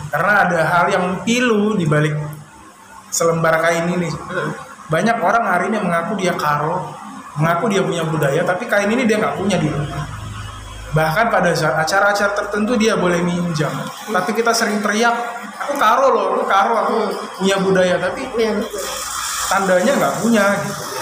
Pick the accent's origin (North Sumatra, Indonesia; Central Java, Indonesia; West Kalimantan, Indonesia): North Sumatra, Indonesia; Pangkalan Berandan; nah kalau kita aslinya nenek moyang itu dari tiga juar dari Serdang hmm. cuma dari zaman bolang dulu kakek kita hijrah ke Pangkalan Berandan hmm. tempatnya desa Teluk Meku